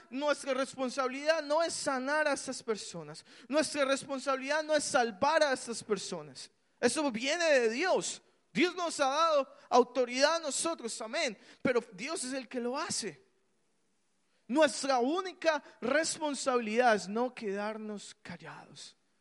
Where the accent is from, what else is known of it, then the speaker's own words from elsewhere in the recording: Colombia; yo crecí en Colombia